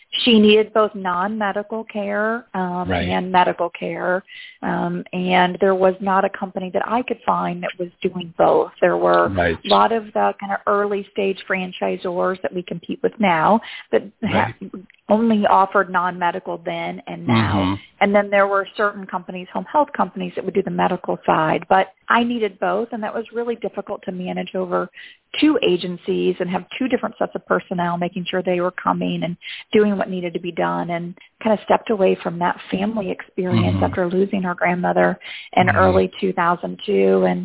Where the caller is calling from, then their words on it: Chicago, Illinois, United States; Chicagoland area, where we are co-located in Chicago